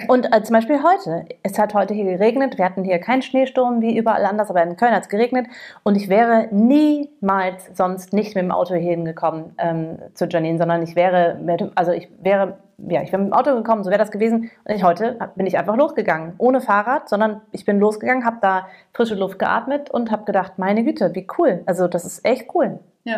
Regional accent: United States; now in Cologne, Germany; ich als Amerikanerin

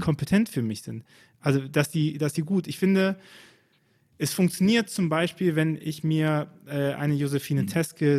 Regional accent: Rhineland, Germany; ich als Rheinländer

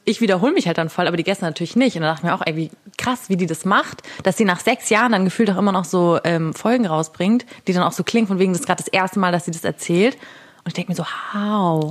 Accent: Tutzing, Bavaria, Germany; also born or lived in Munich; Ich wohne in München, genau, aber aufgewachsen bin ich in Tutzing

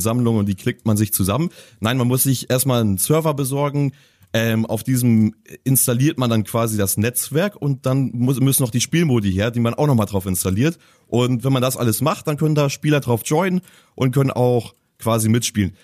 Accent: Hamburg, Germany; als Hamburger

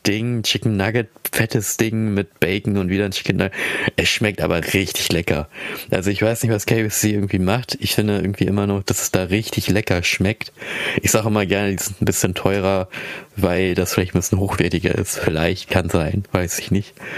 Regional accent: Philippines; now in Germany; ich komme aus den Philippinen

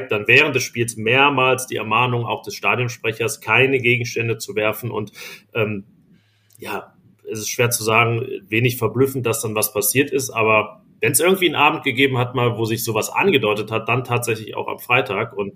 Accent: Viersen, North Rhine-Westphalia, Germany; aber ich bin ja in Viersendülken zur Schule gegangen und da gibt es

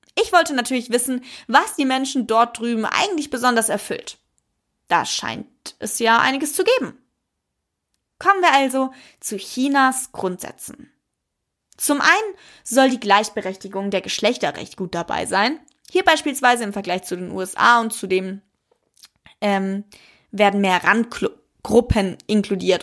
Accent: Germany; bei uns in Deutschland

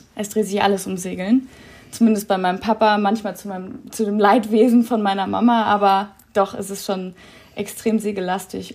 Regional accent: Kiel, Schleswig-Holstein, Germany; moved away; in Kiel, da wo ich herkomme

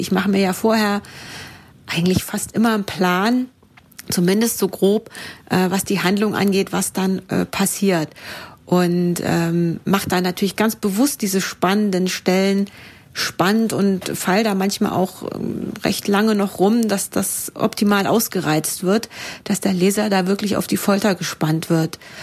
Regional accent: Thuringia, Germany; now in Munich, Germany; in München, wo ich wohne. Ursprünglich komme ich aber aus Thüringen

